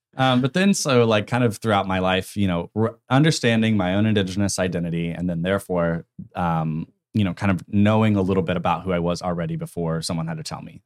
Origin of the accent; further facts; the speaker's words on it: Tulsa, Oklahoma, United States; moved away as an adult; moving back to my hometown after college